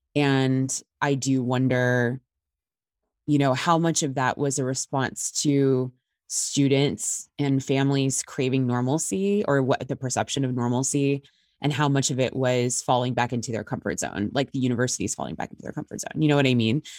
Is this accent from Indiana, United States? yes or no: yes; Indiana, United States; moved away as an adult; I actually just relocated back to my home state of Indiana